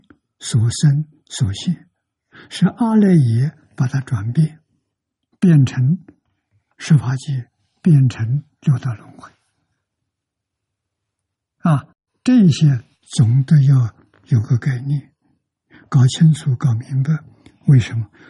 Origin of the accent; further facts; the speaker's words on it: China; 我们中国人